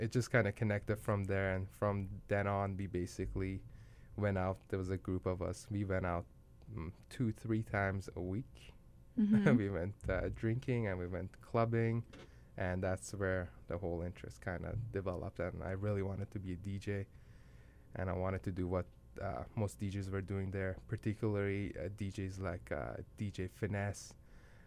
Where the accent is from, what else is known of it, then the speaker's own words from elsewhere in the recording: Iran; now in Winnipeg, Canada; I was born in Iran